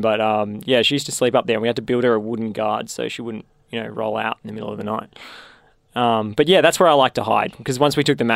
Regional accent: Warrandyte, Victoria, Australia; I grew up in Warrandyte, in North Warrandyte

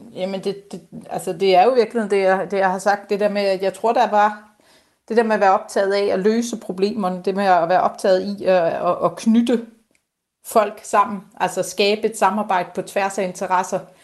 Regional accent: Bornholm, Capital Region of Denmark, Denmark; jeg er Bornholmer, elsker Bornholm, det er det fedeste sted at bo

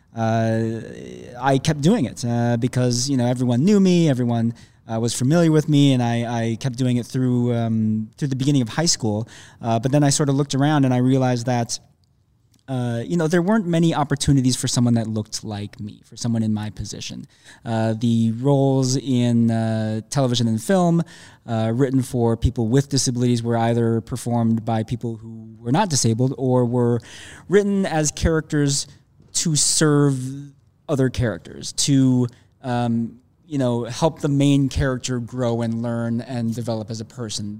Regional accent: Minneapolis, Minnesota, United States; now in Chicago, United States; I'm from Minneapolis

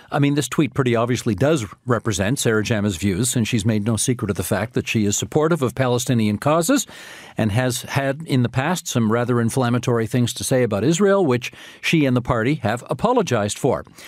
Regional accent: Ontario, Canada; my most formative years growing up in Ontario

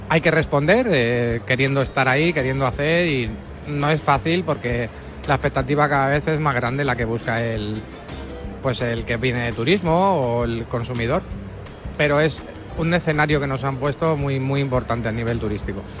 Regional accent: Guadalajara, Castilla-La Mancha, Spain; soy de Guadalajara

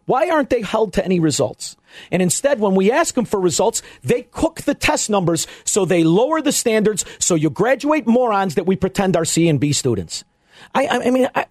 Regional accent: Melrose Park, Illinois, United States; now in Elmwood Park, United States; I'm from Melrose Park. I live in Elmwood Park

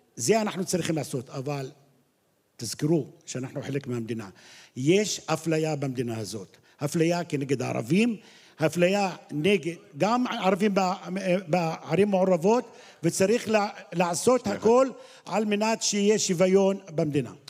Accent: Qalansawe, Central District, Israel; אני בא מקלנסווה

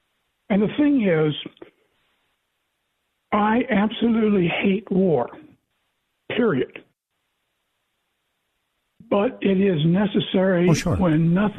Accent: the Ozarks, Missouri, United States; When I was growing up, and I grew up in the Missouri hillbilly from the Ozarks.

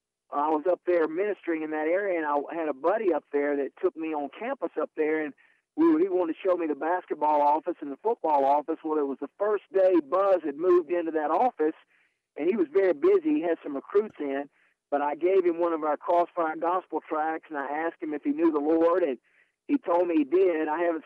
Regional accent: Asheville, North Carolina, United States; I was born and raised here in Asheville, North Carolina, kind of in the Bible Belt and also in the ACC Basketball Conference Belt.

